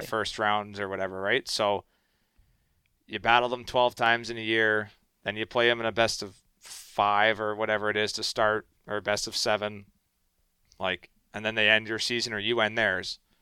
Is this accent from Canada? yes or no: yes; Canada; I'm Canadian boy